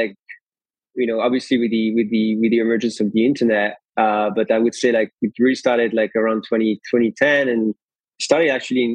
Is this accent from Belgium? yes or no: yes; Belgium; moved away; I grew up in Belgium, and it's definitely not a country for entrepreneurs